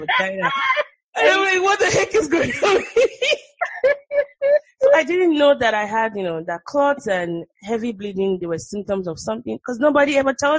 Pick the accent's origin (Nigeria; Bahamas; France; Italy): Nigeria; moved away as an adult; now in United States; the way we grew up in Nigeria